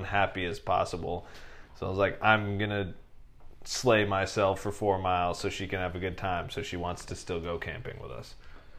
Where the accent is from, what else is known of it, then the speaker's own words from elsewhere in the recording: New Hampshire, United States; Bro, I grew up in New Hampshire. It's like Vermont, but dude, it's not upside down.